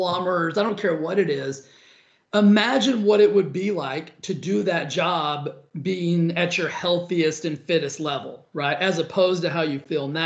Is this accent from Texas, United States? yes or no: yes; Cisco, Texas, United States; moved away as an adult; also born or lived in Stephenville, Texas / Dallas, Texas / Los Angeles, California; now in Palm Springs, United States; I came from a tiny little town called Cisco